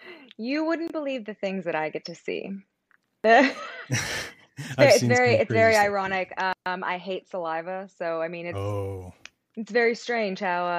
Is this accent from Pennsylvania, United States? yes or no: yes; Pennsylvania, United States; also born or lived in Connecticut / Orlando; now in Georgia, United States; But also, I always say that I'm from Pennsylvania. It's a little small town in Pennsylvania, a little bit north of the West Virginia border. But I also moved around from Connecticut all the way down to Orlando.